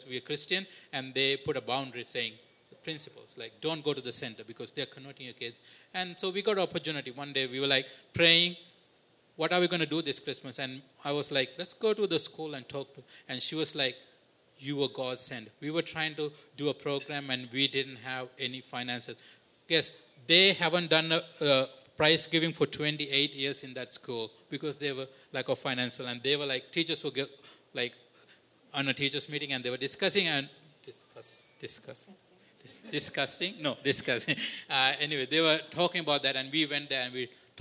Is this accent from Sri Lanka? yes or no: yes; Sri Lanka; also born or lived in Canada; as a Sri Lankan, as a Canadian.